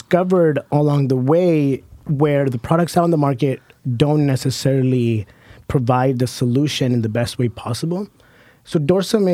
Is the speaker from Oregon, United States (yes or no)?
yes; Hood River, Oregon, United States; growing up in the Columbia River Gorge on Hood River